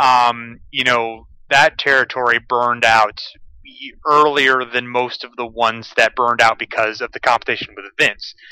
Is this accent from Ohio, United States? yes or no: yes; Ohio, United States; also born or lived in Toledo, Ohio; I'm from Ohio, the, in the Midwest